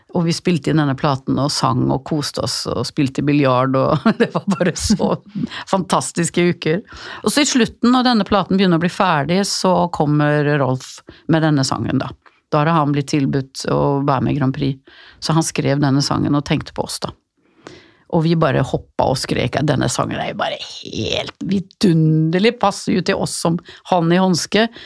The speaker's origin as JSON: {"language": "Norwegian", "town": "Gothenburg", "region": "Västra Götaland", "country": "Sweden", "tie": "born or raised there", "said": "min hjemby Göteborg"}